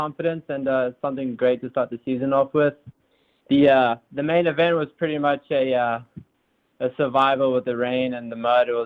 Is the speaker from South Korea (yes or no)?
no; Zambia; also born or lived in South Africa; now in United States; I was born in South Africa, and then I left South Africa when I was 3 years old to Zambia, and that's where I've pretty much grown up my whole life.